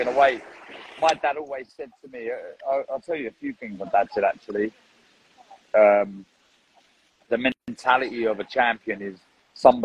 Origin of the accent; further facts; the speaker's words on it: London, United Kingdom; I'm from North London and everyone is Arsenal or Tottenham, literally